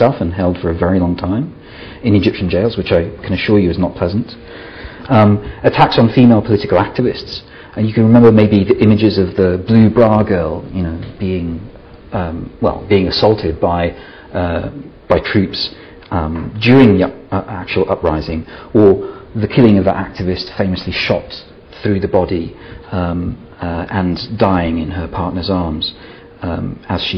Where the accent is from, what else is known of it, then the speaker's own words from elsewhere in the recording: Italy; now in Scotland; I'm originally from Italy